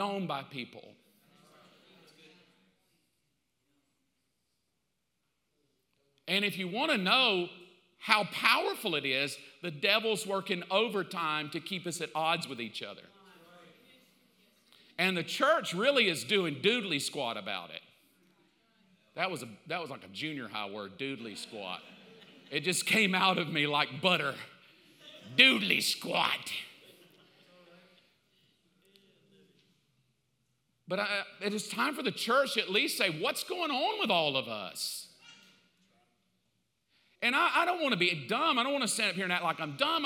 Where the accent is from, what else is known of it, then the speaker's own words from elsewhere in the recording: the South, United States; I grew up in the South. I know. I mean, I grew up in the 60s and 70s in the South.